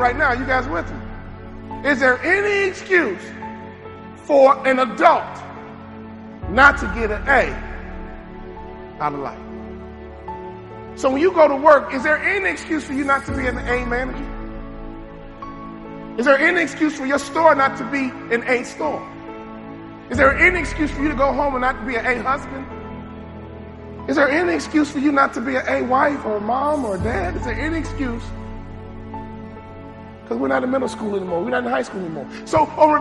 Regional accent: Chicago, Illinois, United States; I'm from Chicago.

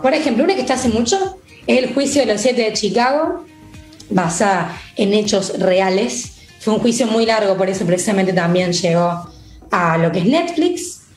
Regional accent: Argentina; acá, en Argentina

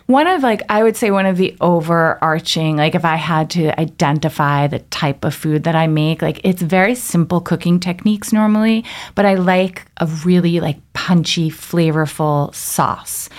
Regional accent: Long Island, New York, United States; I grew up in Long Island

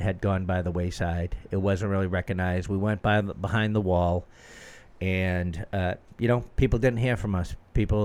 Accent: Boston, Massachusetts, United States; I grew up in Jamaica Plain

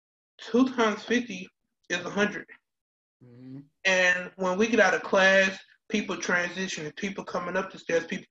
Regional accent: Atlanta, Georgia, United States; moved away as an adult; also born or lived in Fort Valley, Georgia; I am from Atlanta, Georgia. I went to Benjamin Elijah Mays High School

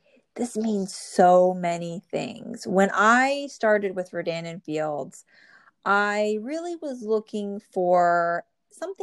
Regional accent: New Jersey, United States; born or raised there

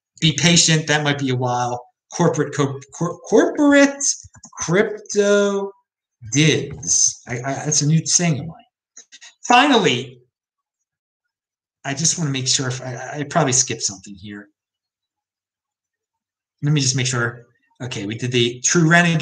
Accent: Maryland, United States; I'm from Maryland, I'm a Maryland taxpayer

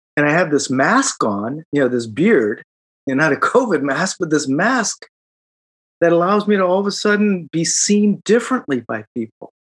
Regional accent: Chicago, Illinois, United States; moved away as an adult; now in Silicon Valley, United States; I grew up in Chicago

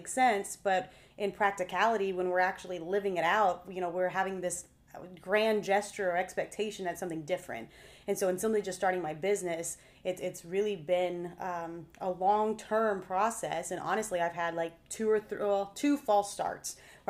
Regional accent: Texas, United States; I'm 4th generation Texan

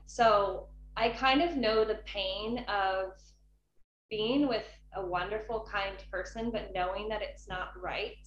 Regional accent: California, United States; moved away as an adult; also born or lived in Hong Kong / Valencia, Spain; now in Spain; We moved back to California and I grew up in California basically.

